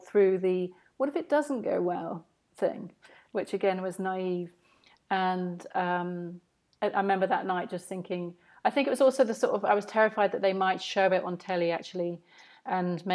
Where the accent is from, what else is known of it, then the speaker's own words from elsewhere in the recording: St Albans, East of England, United Kingdom; my hometown of St Albans